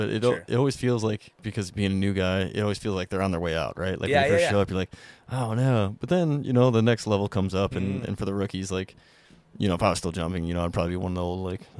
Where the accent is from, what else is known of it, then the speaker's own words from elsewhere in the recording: Alaska, United States; I grew up in Alaska.